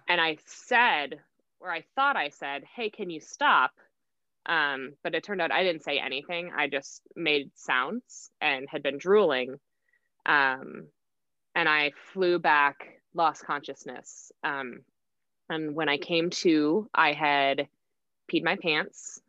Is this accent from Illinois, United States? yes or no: no; Oconomowoc, Wisconsin, United States; moved away as an adult; also born or lived in Whitewater, Wisconsin / Denver, Colorado; I am from Oconomowoc, Wisconsin, which is right in between Milwaukee and Madison. I lived mm-hmm. there growing up